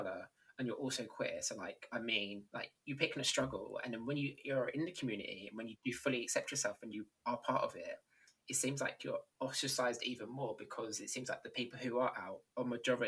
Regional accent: London, United Kingdom; I'm from London

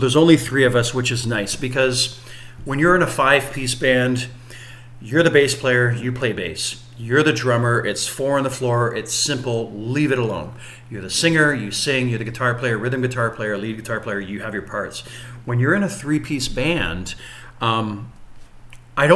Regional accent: Windsor, Ontario, Canada; we're from Windsor

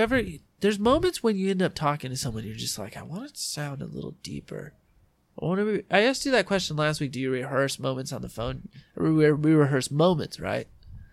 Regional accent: San Diego, California, United States; accent: drawl; we're just San Diegans.

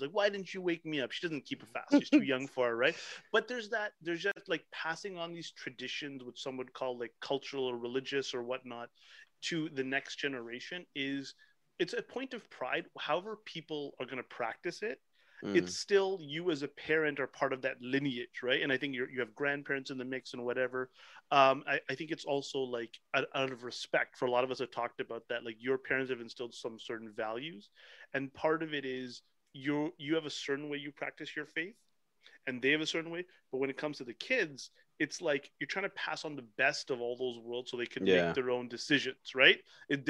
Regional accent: Pickering, Ontario, Canada; I grew up in Pickering, Ontario, where we weren't that many

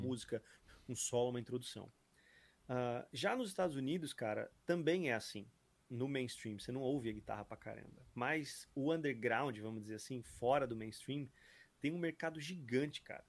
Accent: Brazil; sou do Brasil

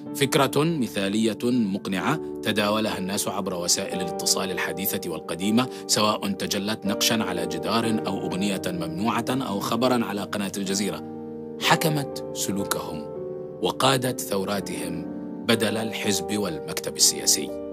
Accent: Palestine; فانا فلسطيني

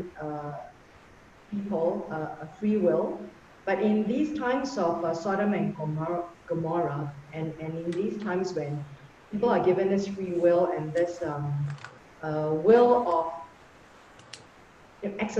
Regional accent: Singapore; me being a Singaporean

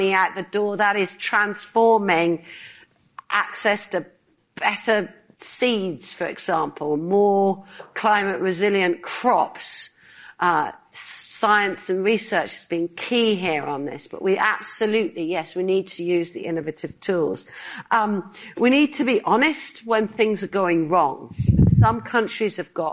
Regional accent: Northern Ireland, United Kingdom; I grew up in Northern Ireland. I spent my childhood in a part of the United Kingdom where we had conflict

